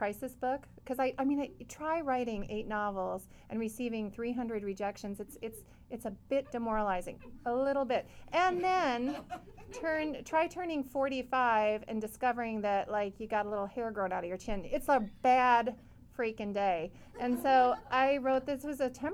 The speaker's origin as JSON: {"language": "English", "region": "Missouri", "country": "United States", "tie": "born or raised there", "also_born_or_lived": "Danville, California", "moved": "yes", "said": "I grew up in Missouri"}